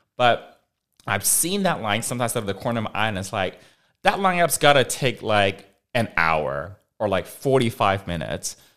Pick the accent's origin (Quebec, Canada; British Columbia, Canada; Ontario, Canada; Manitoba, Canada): British Columbia, Canada; Vancouver; now in Los Angeles, United States; I grew up in Vancouver